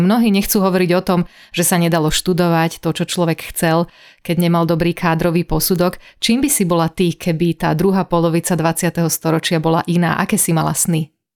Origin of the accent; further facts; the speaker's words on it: western Slovakia, Slovakia; ja som zo západu Slovenska